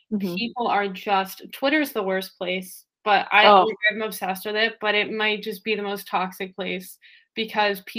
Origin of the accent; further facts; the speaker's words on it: New Jersey, United States; I'm so East Coast, I'm from New Jersey, like 25 minutes from New York City